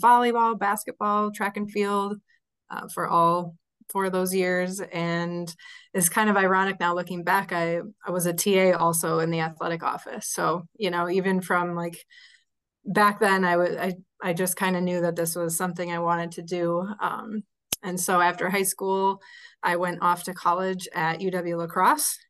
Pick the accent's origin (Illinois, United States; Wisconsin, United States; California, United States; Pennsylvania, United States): Wisconsin, United States; Sun Prairie; Sun Prairie here in my hometown